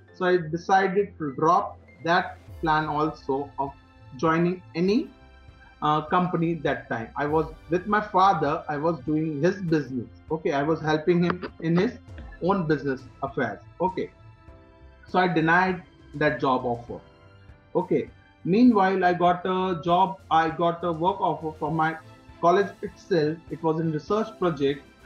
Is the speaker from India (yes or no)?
yes; Udaipur, Rajasthan, India; born and brought up in Udaipur.